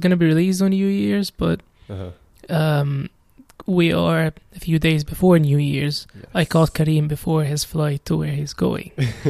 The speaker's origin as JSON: {"language": "English", "country": "Egypt", "said": "I wouldn't call myself anything other than Egyptian"}